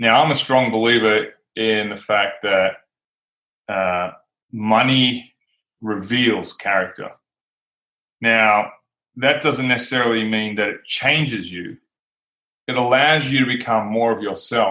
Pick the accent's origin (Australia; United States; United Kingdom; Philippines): Australia; my home country, Australia.